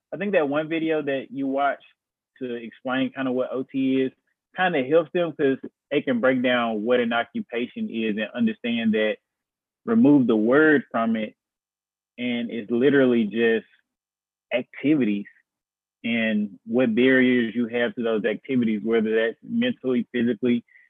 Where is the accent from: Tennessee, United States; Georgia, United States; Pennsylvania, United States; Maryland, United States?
Tennessee, United States; Memphis; I'm from Memphis. I'm from Memphis, Tennessee